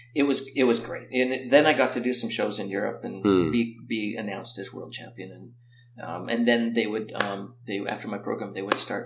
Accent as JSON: {"language": "English", "country": "Canada", "said": "there, that's the quad, and I'm Canadian champion."}